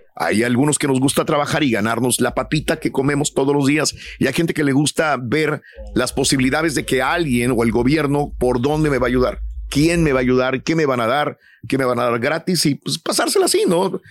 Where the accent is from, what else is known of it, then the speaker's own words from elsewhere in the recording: Mexico; now in United States; somos mexicanos